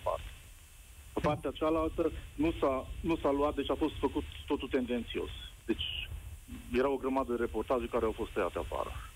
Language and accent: Romanian; Covasna County, Romania; sunt de la Covasna